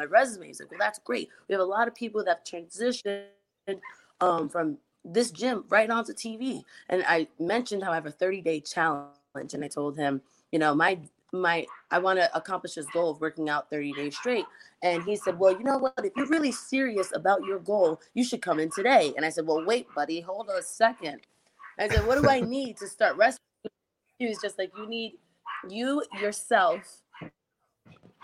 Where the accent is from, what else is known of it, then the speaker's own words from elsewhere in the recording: New York City, New York, United States; I grew up in New York, Bronx, my background